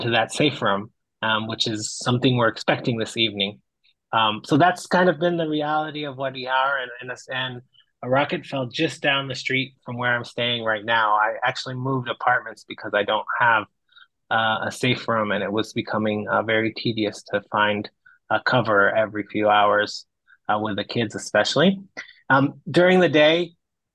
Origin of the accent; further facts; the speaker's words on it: Israel; I grew up in Israel